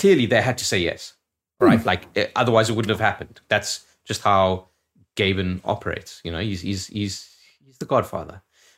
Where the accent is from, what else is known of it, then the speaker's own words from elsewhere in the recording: South Dakota, United States; At my home state of South Dakota being mentioned, I'm biased